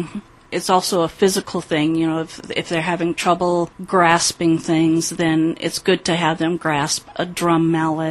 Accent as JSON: {"language": "English", "region": "South Dakota", "country": "United States", "tie": "born or raised there", "moved": "yes", "said": "I was born in South Dakota, and I was baptized Methodist. And then my parents moved"}